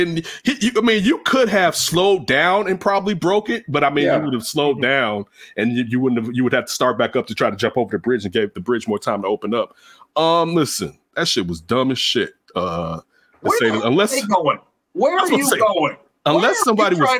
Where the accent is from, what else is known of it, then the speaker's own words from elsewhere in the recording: Chicago, Illinois, United States; I'm from the South Side of Chicago